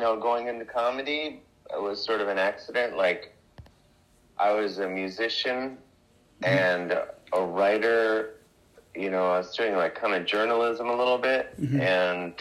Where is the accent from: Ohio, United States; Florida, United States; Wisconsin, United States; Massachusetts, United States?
Ohio, United States; Cleveland; moved away as an adult; now in New York, United States; I'm from Cleveland, Ohio originally